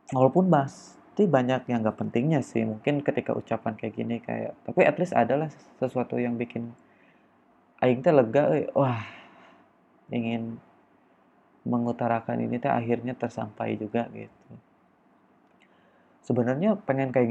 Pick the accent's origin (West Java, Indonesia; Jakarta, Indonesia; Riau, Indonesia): West Java, Indonesia; gua asli orang Sunda dan maaf aja kalau misalnya pada episode ini atau pod, pada podcast gua sih bahkan ngomong guanya aja pasti keganti sama saya atau aing ya karena gua adalah orang Sunda